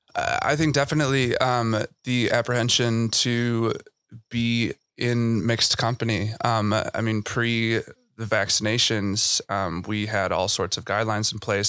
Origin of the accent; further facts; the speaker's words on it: Chicago, Illinois, United States; I'm from Chicago